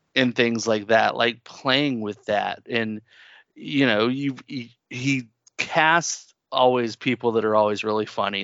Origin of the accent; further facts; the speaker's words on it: the South, United States; accent: southern; somebody who's here in the South and they've got an accent, I'll hear my accent start to come out